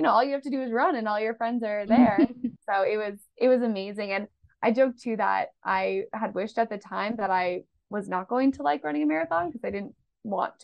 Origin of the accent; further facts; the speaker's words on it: Boston, Massachusetts, United States; I grew up in Boston